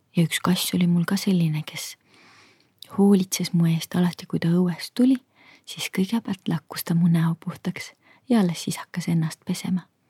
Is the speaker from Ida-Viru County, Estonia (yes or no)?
yes; Kohtla-Järve, Ida-Viru County, Estonia; mina kasvasin üles Kohtla-Järvel